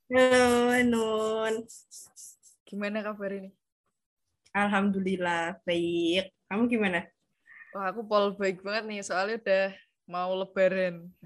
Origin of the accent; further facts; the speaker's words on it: Semarang, Central Java, Indonesia; Aku asli Semarang.